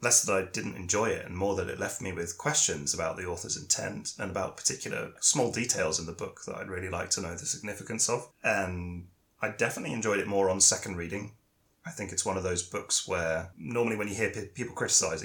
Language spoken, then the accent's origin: English; United Kingdom; me from the UK